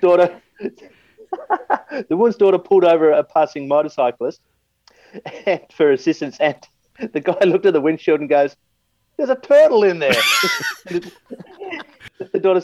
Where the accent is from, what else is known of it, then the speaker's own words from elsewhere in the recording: Australia; accent: Aussie; my Aussie accent